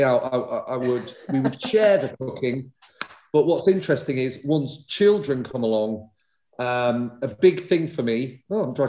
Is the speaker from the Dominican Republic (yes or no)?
no; Leeds, Yorkshire and the Humber, United Kingdom; moved away as an adult; now in London, United Kingdom; I grew up in Leeds eating egg and chips